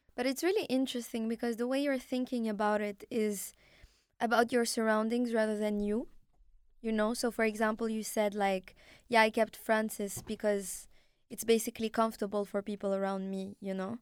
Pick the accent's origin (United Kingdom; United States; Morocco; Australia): Morocco; first language Arabic; English is a second language; moved away; also born or lived in Canada; I was born in Morocco